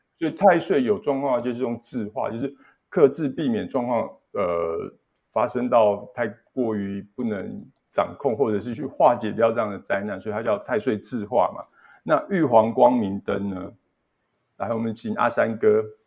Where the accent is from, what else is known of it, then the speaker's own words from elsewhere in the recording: Yongkang, Tainan, Taiwan; 在我们老家那边永康的一间妈祖庙